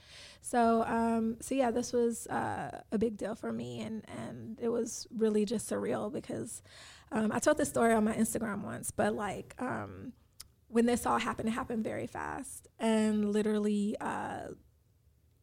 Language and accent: English; Chicago, Illinois, United States; I'm from Chicago, so, like, I understand, you know, different things.